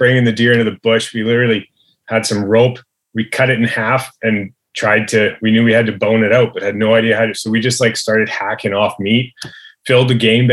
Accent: Chilliwack, British Columbia, Canada; pretty much always in the valley. Yeah, pretty much growing up in Chilliwack my whole life.

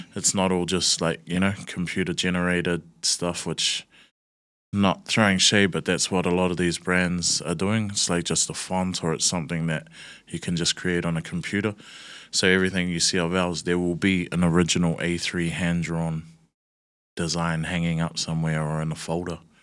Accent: Auckland, New Zealand; I'm born and raised in Newton, Newton City, Eden Terrace area.

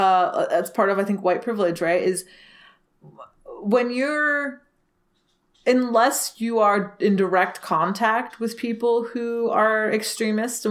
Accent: Salt Lake City, Utah, United States; despite growing up in Utah in a very, like, conservative state, we were in a very liberal bubble, both as far as living in Salt Lake City goes

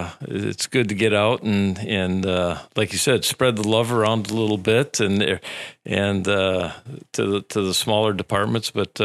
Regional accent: Wisconsin Rapids, Wisconsin, United States; I'm originally from the area, so I grew up in the Vesper area on the west side of Wisconsin Rapids. So born and raised there, went to high school here.

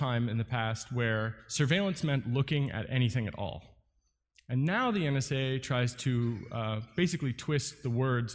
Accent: United States; As an American

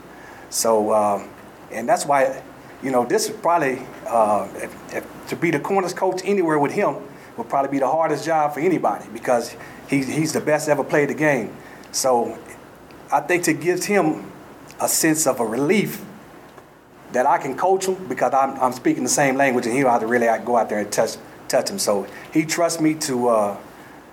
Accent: Texas, United States; moved away as an adult; now in Boulder, United States; I'm from Texas

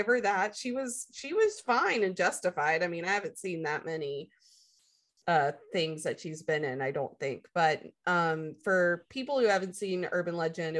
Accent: the Bible Belt, United States; I grew up in the Bible Belt

